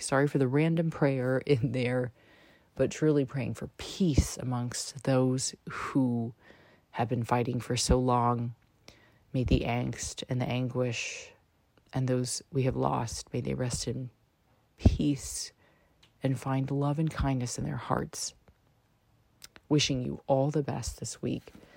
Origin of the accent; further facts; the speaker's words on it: United States; I am American